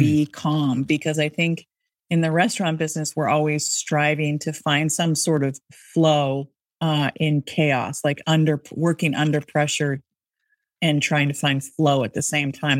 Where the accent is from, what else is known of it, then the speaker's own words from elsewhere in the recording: Seattle, Washington, United States; now in Boston, United States; I'm from Seattle